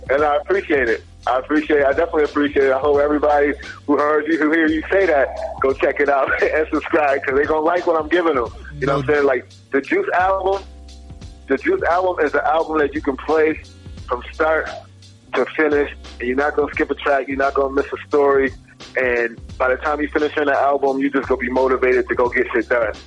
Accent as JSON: {"language": "English", "town": "Buffalo", "region": "New York", "country": "United States", "tie": "born or raised there", "said": "I grew up in Buffalo, you know what I mean? Buffalo, New York. I went to school out there."}